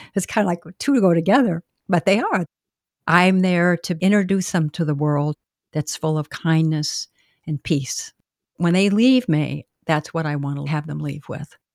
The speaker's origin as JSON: {"language": "English", "town": "Boston", "region": "Massachusetts", "country": "United States", "moved": "as an adult", "lives_now": "Southern Pines, United States", "said": "I'm actually from Boston. really a northerner, but I came down here"}